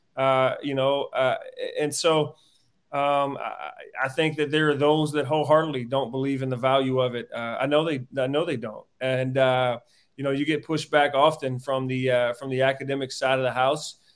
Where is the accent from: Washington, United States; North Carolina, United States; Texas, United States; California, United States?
North Carolina, United States; Warrenton; moved away as an adult; now in Missouri, United States; came back to my hometown of Warrenton, Warren County High School